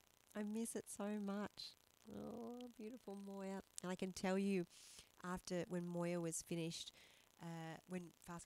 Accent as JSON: {"language": "English", "town": "Perth", "region": "Western Australia", "country": "Australia", "tie": "born there", "said": "Perth is where I was born. I was born in St. John of God in Subiaco, right?"}